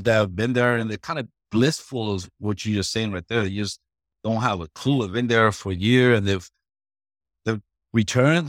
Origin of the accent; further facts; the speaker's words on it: Puerto Rico; moved away; I'm originally from Puerto Rico